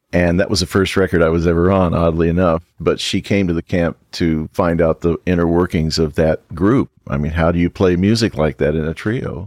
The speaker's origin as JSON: {"language": "English", "town": "Richmond", "region": "Indiana", "country": "United States", "tie": "born or raised there", "said": "Richmond, Indiana, my hometown"}